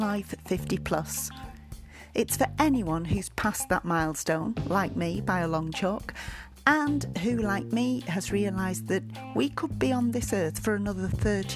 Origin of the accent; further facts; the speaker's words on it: United Kingdom; I'm British